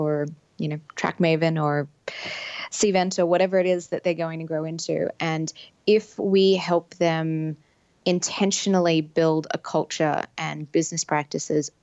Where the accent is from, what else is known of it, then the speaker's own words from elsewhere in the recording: Sydney, New South Wales, Australia; moved away; in Sydney, Australia, where my accent might let you know I'm from